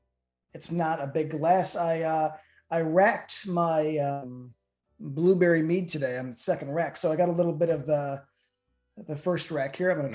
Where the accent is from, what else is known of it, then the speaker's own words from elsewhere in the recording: Midwest, United States; I'm from the Midwest. I'm naturally polite.